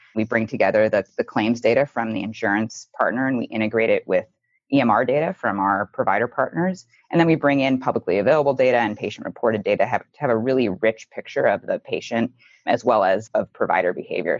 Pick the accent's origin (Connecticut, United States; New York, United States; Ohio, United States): Ohio, United States; just outside of Cleveland; I grew up just outside of Cleveland, Ohio, in a family that valued hard work and public service